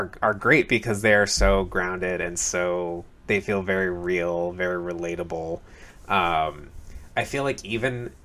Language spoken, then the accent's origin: English; Temecula, California, United States; in my hometown, Temecula, California, fucking hated that town.